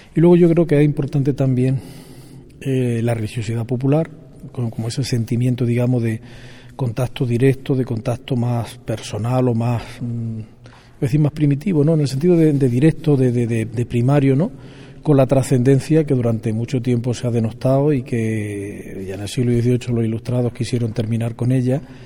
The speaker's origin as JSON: {"language": "Spanish", "town": "Vilches", "region": "Andalusia", "country": "Spain", "tie": "born or raised there", "said": "yo nací en Jaén, en, perdón, en Vilches, provincia de Jaén, el 26 de mayo de 1961"}